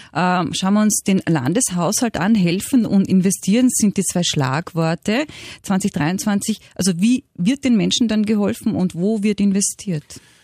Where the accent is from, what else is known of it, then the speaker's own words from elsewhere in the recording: Austria; bei uns in Österreich